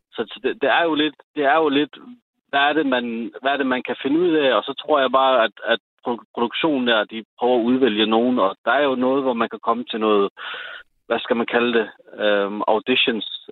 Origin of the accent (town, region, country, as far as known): Sønderborg, Southern Denmark, Denmark; born or raised there